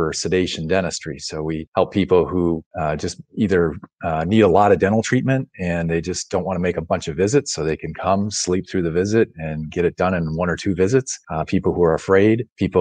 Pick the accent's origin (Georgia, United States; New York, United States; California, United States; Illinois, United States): Illinois, United States; Wheaton; also born or lived in Rushville, Illinois; I grew up in Wheaton, Illinois, up in the west suburbs